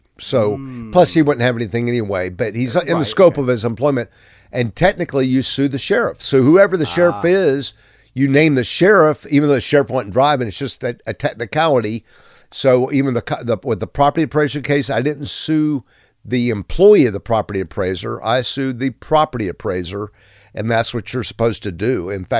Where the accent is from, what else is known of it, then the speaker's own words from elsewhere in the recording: Pensacola, Florida, United States; Let me tell you a true Pensacola story, and please. I'm from Pensacola.